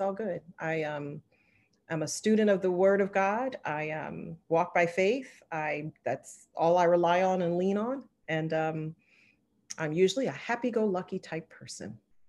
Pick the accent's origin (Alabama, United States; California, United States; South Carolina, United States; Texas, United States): South Carolina, United States; Charleston; I'm originally from Charleston, South Carolina, minus the accent. My dad was military, and I ended up marrying a military member, but born and raised in Charleston